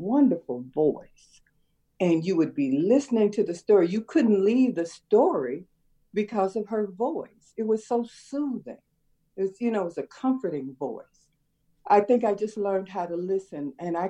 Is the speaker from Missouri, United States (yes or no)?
no; Chicago, Illinois, United States; also born or lived in South Side, Chicago; I'm very proud of my West Side upbringing.